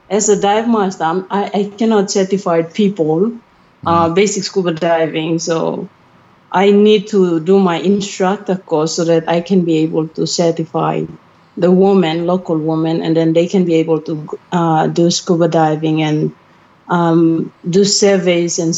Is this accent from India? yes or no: no; Kimbe, West New Britain, Papua New Guinea; I'm from Kimbe, a small town in West New Britain province in Papua New Guinea.